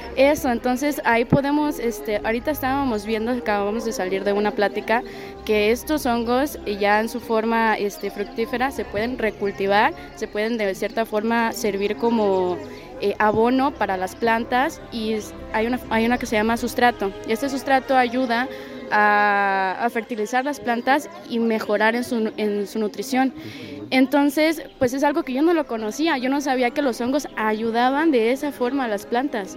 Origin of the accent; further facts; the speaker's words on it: Villahermosa, Tabasco, Mexico; Yo vengo de Villahermosa, Tabasco.